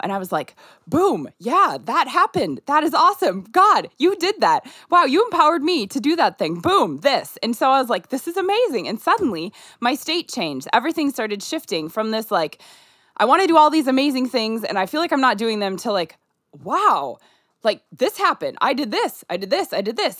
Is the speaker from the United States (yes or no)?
yes; Minnesota, United States; born or raised there; moved away as an adult; also born or lived in Nigeria